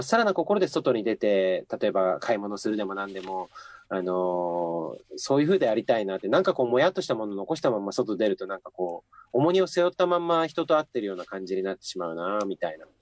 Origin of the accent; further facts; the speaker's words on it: Akita, Japan; moved away as an adult; also born or lived in Sapporo; now in Tokyo, Japan; 18歳 まで秋田で暮らしてて、はいまあとにかくこの街を出たいと思って秋田を離れて